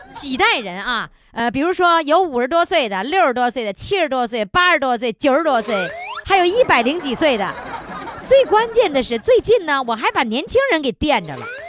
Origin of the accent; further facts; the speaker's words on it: Northeast China, China; 我们东北人就是吃那个大锅炖